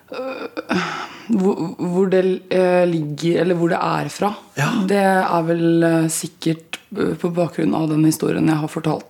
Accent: Østfold, Norway; accent: Østfold dialect; Jeg merker at uh, den Østfold-dialekta sitter ganske hardt inne

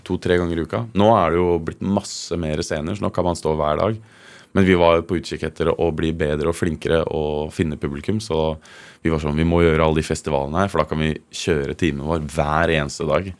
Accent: Kongsberg, Buskerud, Norway; moved away; also born or lived in Hovedøya, Oslo; hjemme i Kongsberg

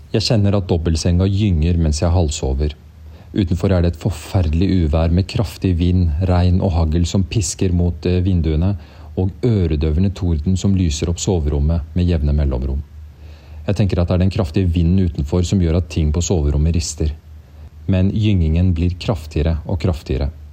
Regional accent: Norway; Som nordmenn

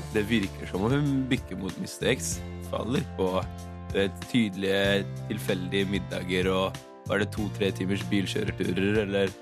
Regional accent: Frøya, Trøndelag, Norway; moved away; also born or lived in Bergen; jeg er ikke fra Trondheim, men eh, jeg er fra ei øy som heter Frøya

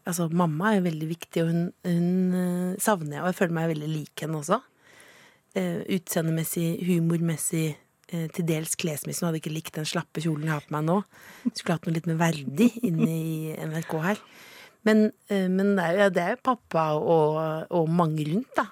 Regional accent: Eastern Norway, Norway; accent: østlandsk; Alt er østlandsk. Jeg snakker jo østlandsk.

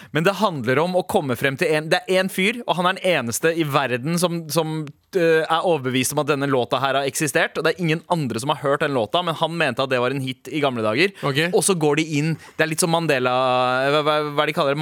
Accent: Søndre Nordstrand, Oslo, Norway; also born or lived in India (ancestry); jeg er Søndre Nordstrand

